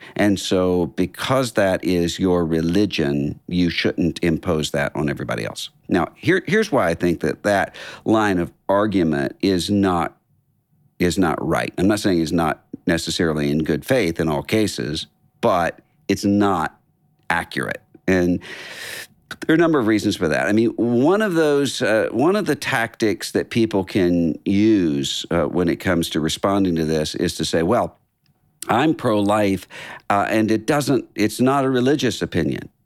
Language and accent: English; Biloxi, Mississippi, United States; moved away; our hometown, uh, Biloxi, Mississippi